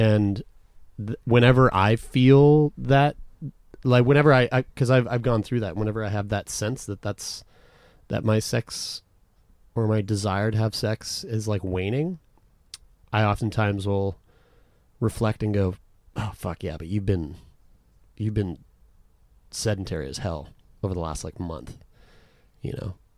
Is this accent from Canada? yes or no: yes; Canada; we're from Canada.